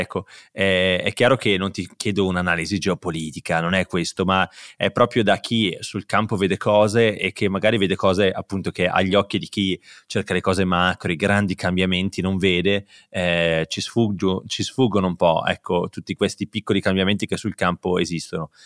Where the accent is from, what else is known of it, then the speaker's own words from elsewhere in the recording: Bergamo, Lombardy, Italy; io, io, sono bergamasco